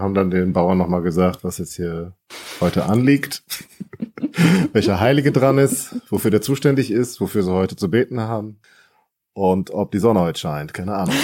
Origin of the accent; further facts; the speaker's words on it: North Rhine-Westphalia, Germany; now in Berlin-Brandenburg, Germany; ich komme ja ursprünglich aus Westfalen